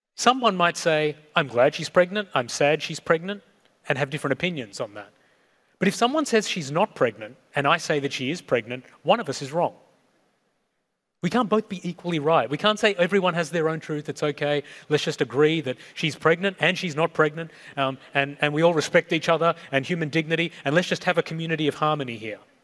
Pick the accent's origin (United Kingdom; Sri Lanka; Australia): Sri Lanka; I was born in Sri Lanka, so I'm South Asian. ethnically